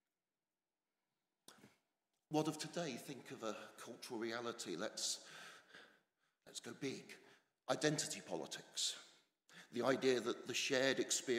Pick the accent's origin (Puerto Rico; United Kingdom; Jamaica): United Kingdom; England; moved away as an adult; now in Scotland; I'm English, stubbornly so, despite nearly two decades in a better place